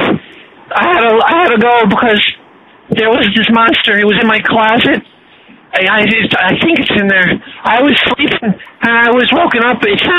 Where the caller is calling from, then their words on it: Michigan, United States; I'm calling you from Michigan.